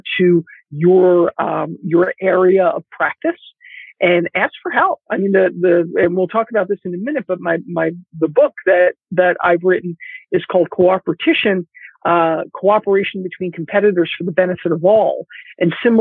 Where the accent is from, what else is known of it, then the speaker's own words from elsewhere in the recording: Philadelphia, Pennsylvania, United States; moved away as an adult; now in California, United States; I was born and raised in Philadelphia